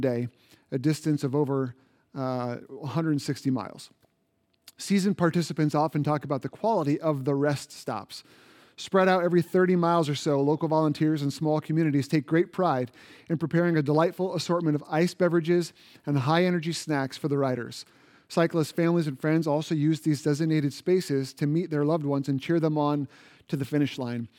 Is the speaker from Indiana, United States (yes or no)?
yes; Indiana, United States; moved away; Indiana, which is my home state